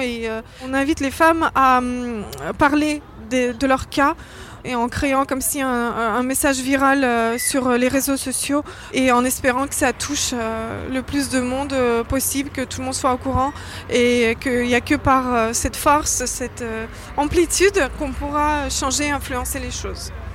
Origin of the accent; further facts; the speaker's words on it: France; je suis française